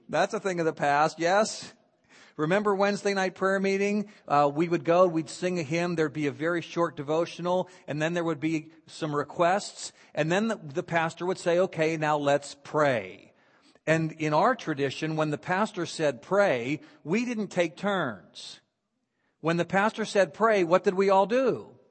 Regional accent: Beaver Falls, Pennsylvania, United States; also born or lived in Philadelphia / Washington, D.C. / Southern California / Florida; now in Vero Beach, United States; I grew up in Beaver Falls, Pennsylvania

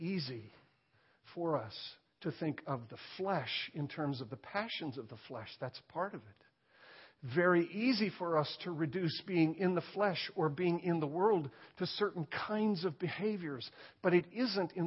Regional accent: United States; I'm an American.

